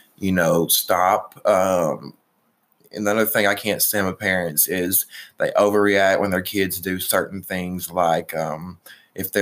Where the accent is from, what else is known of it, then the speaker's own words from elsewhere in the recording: Alabama, United States; I'm from Alabama